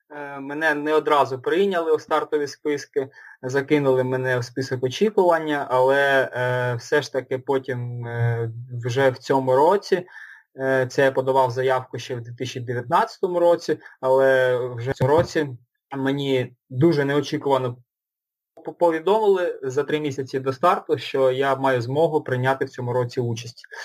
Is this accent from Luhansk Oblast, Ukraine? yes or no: yes; Luhansk, Luhansk Oblast, Ukraine; also born or lived in Dnipro; now in Kyiv, Ukraine; Сам я родом з Луганська, останні роки жив в Дніпрі, це останні років сім я жив в Дніпрі. Зараз переїхав жити до Києва